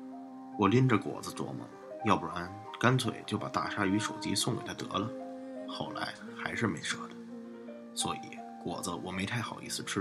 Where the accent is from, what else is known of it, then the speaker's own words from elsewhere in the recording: Shandong, China; 这伙计怎么和我们胶东老家大老爷们儿一个德行？喝完了酒就爱拍人，但我们老家人不拍后背，只拍大腿。